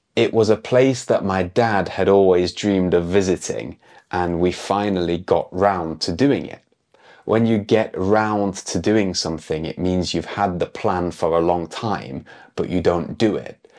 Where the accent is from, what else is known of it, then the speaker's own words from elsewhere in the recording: United Kingdom; moved away; I'm an English teacher from the UK